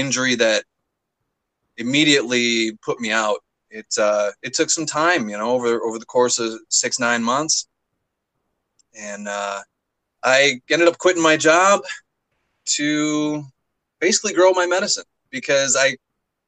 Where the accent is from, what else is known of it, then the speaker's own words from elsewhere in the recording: Southeast Michigan, United States; also born or lived in Detroit; I grew up in Michigan, Southeast Michigan, little town